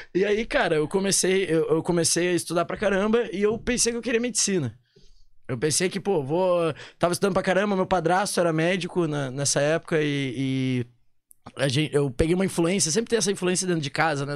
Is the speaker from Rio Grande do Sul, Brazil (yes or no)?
yes; Porto Alegre, Rio Grande do Sul, Brazil; moved away as an adult; also born or lived in Manaus; now in São Paulo, Brazil; Sou de Porto né? Alegre. Verdade, verdade. morei lá, vim, 19 anos da minha vida até vim pra Manaus